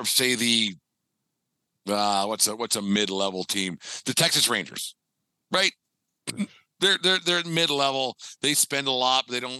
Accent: Canada; And I'm not a Jays guy by any means, but I'm a Canadian baseball fan.

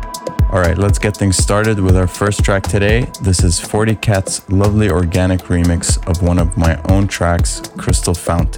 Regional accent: Qatar; in my hometown in Qatar

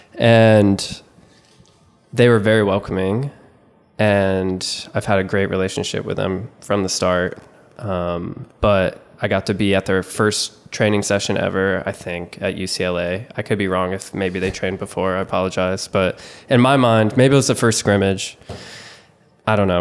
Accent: South Carolina, United States; also born or lived in New York; I was born in New York, we moved to South Carolina when I was in kindergarten, started playing soccer then.

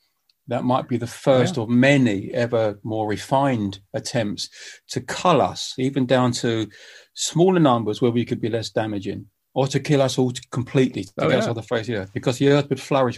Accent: United Kingdom; I said, look, I'm a British musician and we're flying around the world.

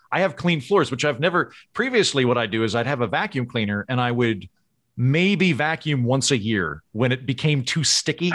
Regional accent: Oklahoma, United States; moved away as an adult; also born or lived in New York / Los Angeles; now in Tulsa, United States; I grew up in Oklahoma, but I've been gone fifteen years

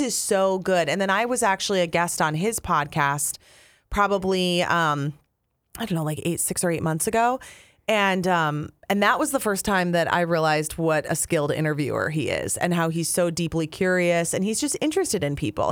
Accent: Apple Valley, Minnesota, United States; moved away as an adult; also born or lived in Wisconsin / Duluth / Green Bay; we're both from Apple Valley.

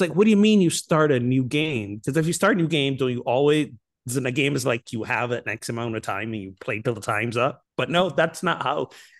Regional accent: Barbados; I'm from Barbados. I'll be all right. I think I'll be all right.

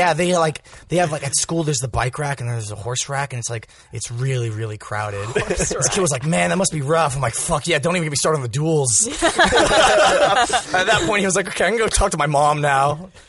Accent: Texas, United States; so where are you from? And I go, Texas.

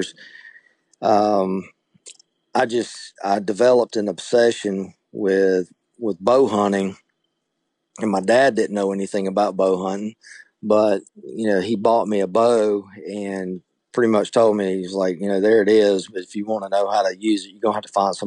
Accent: Opelika, Alabama, United States; I grew up in Opelika, which is, you know, just right outside of Auburn

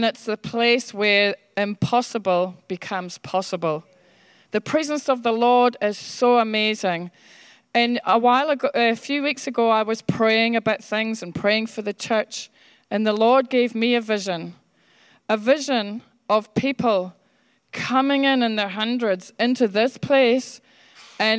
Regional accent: Scotland, United Kingdom; moved away; I was brought up in Scotland

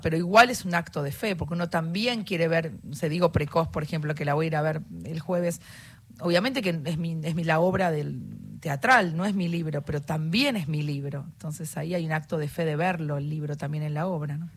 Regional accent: Argentina; somos tres argentinos

